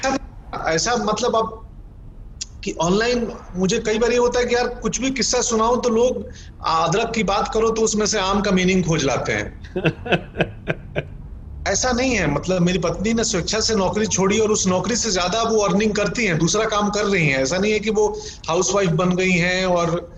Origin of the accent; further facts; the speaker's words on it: Gopalganj, Bihar, India; moved away; also born or lived in Patna; गोपालगंज तो गोपालगंज नहीं मेरा गांव बिलसण क्योंकि गोपालगंज शहर से भी 20 किलोमीटर दूर है सो मेरा बिलसण माधोपुर वहाँ का मेरा हाई स्कूल